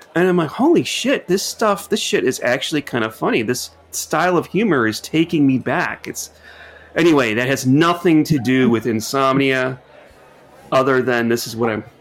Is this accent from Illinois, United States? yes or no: yes; Chicago, Illinois, United States; I'm from Chicago